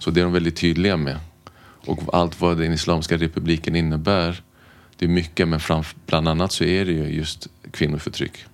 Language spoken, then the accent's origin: Swedish; Stockholm, Stockholm County, Sweden; är född och uppvuxen i Stockholm har bott här mer eller mindre hela mitt liv.